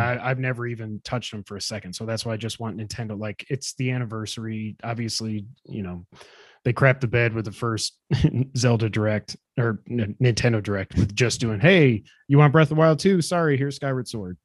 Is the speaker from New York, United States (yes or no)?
yes; Watertown, New York, United States; we're both from upstate New York. We're from Watertown